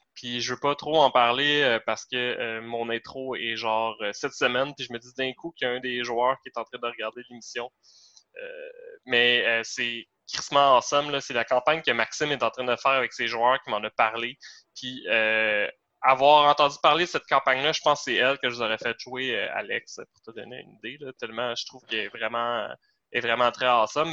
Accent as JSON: {"language": "French", "town": "Varennes", "region": "Quebec", "country": "Canada", "said": "quand on vient de Varennes"}